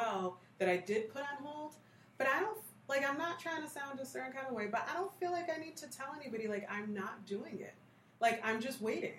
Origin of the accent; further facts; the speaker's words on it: United States; now that we're born here and we have the language and we don't really, we're American